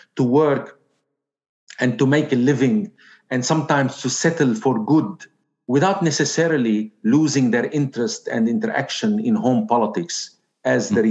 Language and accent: English; Zgharta, North Governorate, Lebanon; moved away; I am from Zgharta